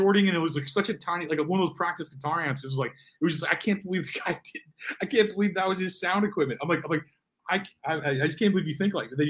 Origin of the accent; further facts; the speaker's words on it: St. Louis, Missouri, United States; I'm from St. Louis and like St. Charles.